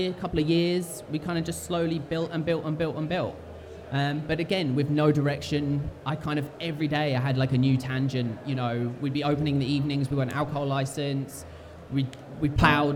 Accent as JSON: {"language": "English", "country": "United Kingdom", "said": "we're British"}